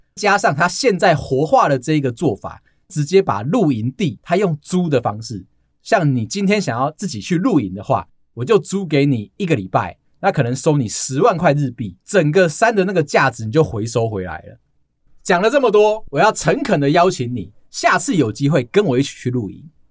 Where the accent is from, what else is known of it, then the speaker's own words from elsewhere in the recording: Taiwan; 我们台湾人